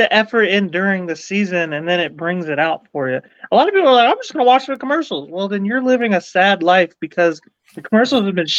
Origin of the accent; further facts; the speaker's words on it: Houston, Texas, United States; my hometown nipple. In Houston.